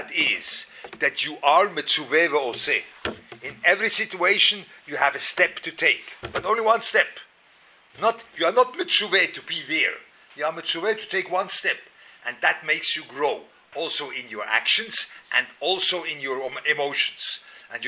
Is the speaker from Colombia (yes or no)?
no; Lucerne, Switzerland; moved away; I was growing up in Luzern